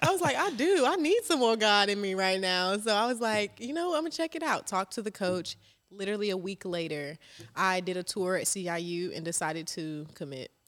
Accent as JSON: {"language": "English", "town": "Charleston", "region": "South Carolina", "country": "United States", "tie": "born or raised there", "also_born_or_lived": "Rock Hill, South Carolina", "said": "I am from Charleston, South Carolina. I claimed Charleston 'cause I moved there when I was seven"}